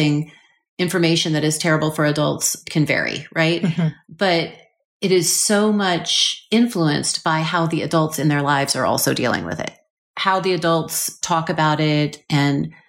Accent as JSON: {"language": "English", "town": "Seattle", "region": "Washington", "country": "United States", "tie": "born or raised there", "said": "I grew up in Seattle just after the Ted Bundy sort of situation"}